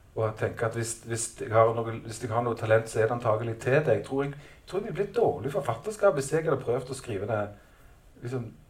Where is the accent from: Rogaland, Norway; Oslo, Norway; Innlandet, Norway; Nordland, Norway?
Rogaland, Norway; Stavanger; Jeg kommer jo fra Stavanger